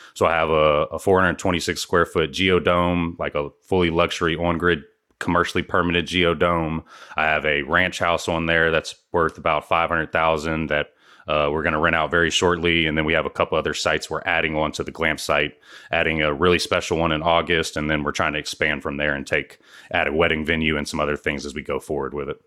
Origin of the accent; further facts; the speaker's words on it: Houston, Texas, United States; I'm from Houston, Texas